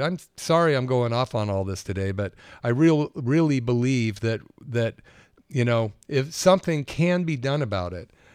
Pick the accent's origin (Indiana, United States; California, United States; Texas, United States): California, United States; Berkeley; also born or lived in Capitola, California; growing up in Berkeley in the sixties